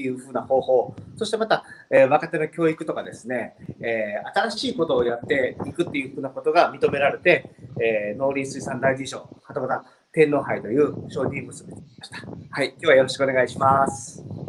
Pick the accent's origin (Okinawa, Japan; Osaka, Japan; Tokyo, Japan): Osaka, Japan; moved away as an adult; now in Toba, Japan; 出身は大阪で、えー、十二年前に、えー、この漁村の方に来て